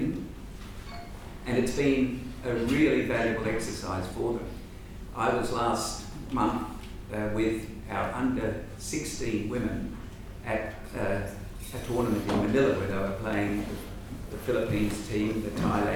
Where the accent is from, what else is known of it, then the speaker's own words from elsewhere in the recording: Australia; we as Australians